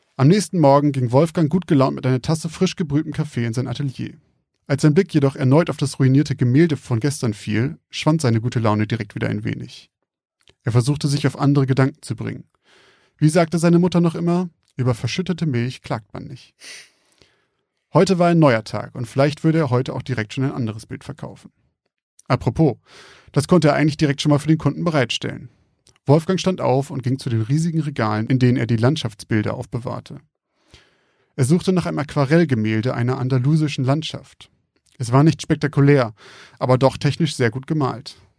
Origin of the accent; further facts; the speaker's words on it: a village near Bremen, towards Rotenburg, Lower Saxony, Germany; ich komme ja aus der Gegend vom Dorf um Bremen rum, Richtung Rothenburg